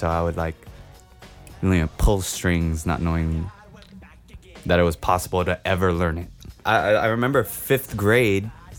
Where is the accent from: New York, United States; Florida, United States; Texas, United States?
New York, United States; New York City; growing up in New York with music.